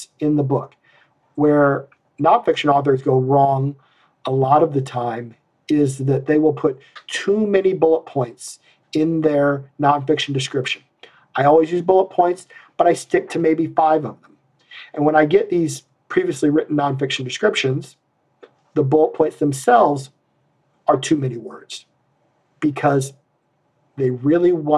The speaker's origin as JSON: {"language": "English", "region": "Iowa", "country": "United States", "said": "I'm from Iowa"}